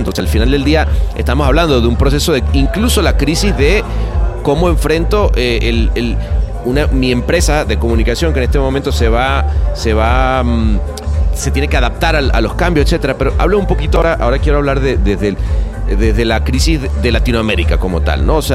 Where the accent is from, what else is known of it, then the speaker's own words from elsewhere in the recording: Venezuela; en esa época trabajando en Venezuela. Bueno, obviamente siempre como venezolano vas diciendo, wow